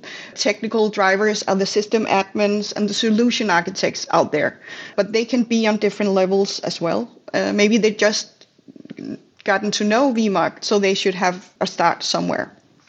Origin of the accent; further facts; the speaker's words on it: Denmark; I'm from Denmark.